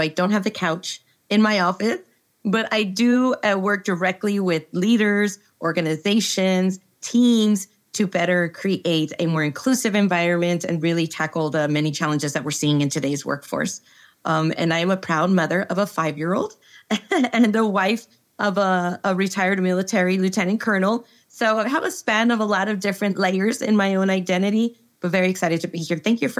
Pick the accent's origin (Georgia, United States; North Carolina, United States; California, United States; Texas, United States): Texas, United States; El Paso; I am originally from El Paso, Texas, which is a far, far west city. A lot of people don't even know that it exists because it's not part of the central core of Texas, but we are right at the border of Mexico and New Mexico